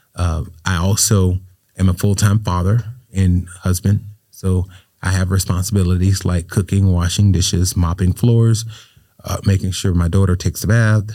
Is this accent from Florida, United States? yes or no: yes; Riviera Beach, Florida, United States; I grew up right here in Revere Beach